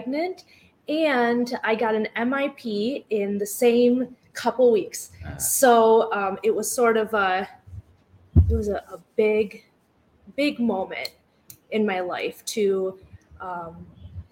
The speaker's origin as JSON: {"language": "English", "town": "East Lansing", "region": "Michigan", "country": "United States", "tie": "born or raised there", "also_born_or_lived": "DeWitt, Michigan", "said": "I grew up right here in the Lansing area. I predominantly grew up in East Lansing"}